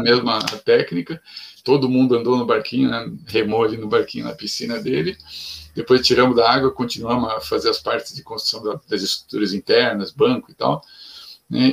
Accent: São Paulo, Brazil; nasci em São Paulo, cresci em, em ambiente de cidade

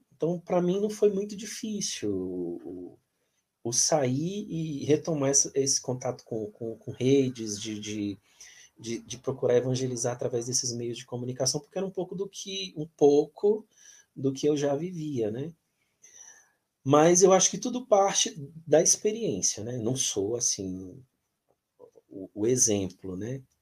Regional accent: Piauí, Brazil; moved away; eu saí do Piauí, né? Lá do outro lado do Brasil

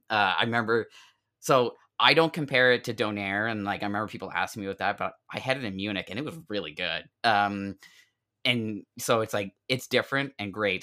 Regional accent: South Shore, Nova Scotia, Canada; moved away; I grew up on the South Shore

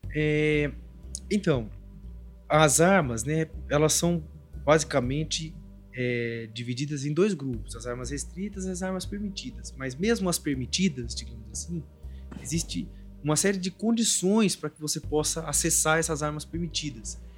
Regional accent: border region with Paraguay, Paraná, Brazil; eu sou da região ali da fronteira com Paraguai, Mato Grosso do Sul, é, sou paranaense daquela região

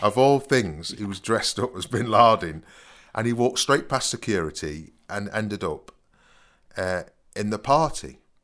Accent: Nottingham, East Midlands, United Kingdom; I came from Nottingham, 'cause I said I'm from Nottingham.

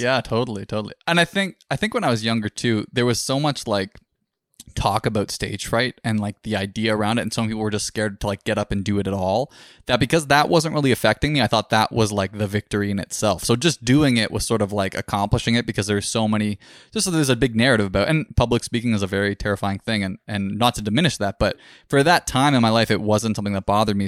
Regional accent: Orangeville, Ontario, Canada; booked it in my hometown in Orangeville area.

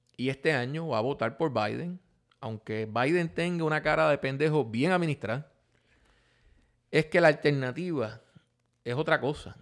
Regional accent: United States; somos nosotros los americanos

